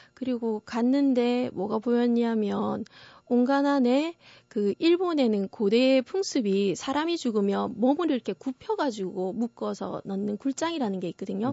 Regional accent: South Korea; 제가 한국인인 것은 또 부정을 할 수 없는 것 같아요.

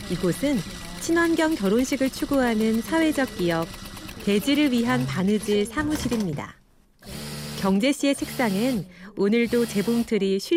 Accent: Seoul, South Korea; 서울에서 태어났지만 자연 생활은 처음

